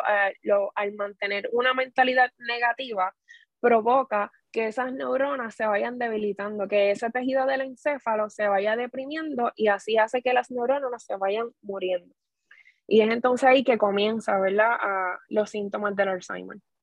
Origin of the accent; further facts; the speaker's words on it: Corozal, Puerto Rico; now in Guayama, Puerto Rico; naturalmente soy de Corozal